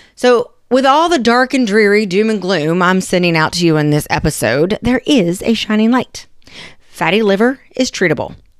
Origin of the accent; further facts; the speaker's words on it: West Virginia, United States; I'm from West Virginia